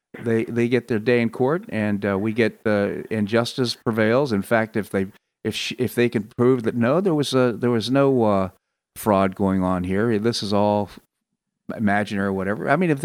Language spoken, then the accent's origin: English; Washington, District of Columbia, United States; I grew up in Washington, D.C., and a lot of the things that happen there are so familiar to me.